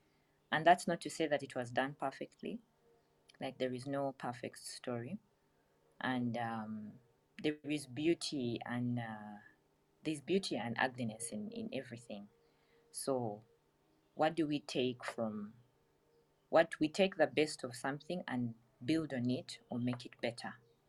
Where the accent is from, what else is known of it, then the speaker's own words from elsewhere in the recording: Tororo, Eastern Region, Uganda; moved away; also born or lived in Kampala; my village town in Tororo